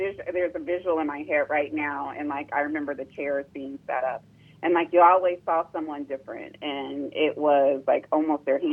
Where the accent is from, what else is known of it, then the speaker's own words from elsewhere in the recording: Columbus, Ohio, United States; I was born and raised here in Columbus, Ohio